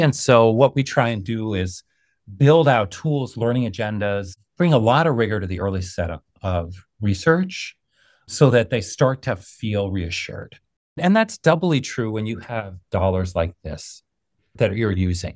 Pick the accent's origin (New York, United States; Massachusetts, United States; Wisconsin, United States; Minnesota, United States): New York, United States; growing up in New York